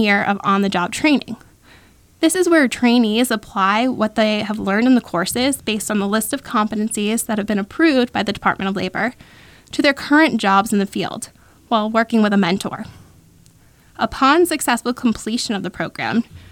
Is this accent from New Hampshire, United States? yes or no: yes; New Hampshire, United States; moved away as an adult; also born or lived in Florida; I was born and raised in New Hampshire